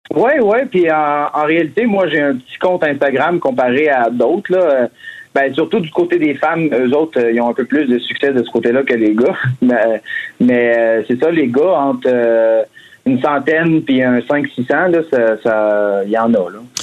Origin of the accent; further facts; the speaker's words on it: Drummondville, Quebec, Canada; now in Montreal, Canada; je viens de Drummond, par contre, mais euh, ça fait, ça fait maintenant un peu plus de dix ans que je suis à Montréal.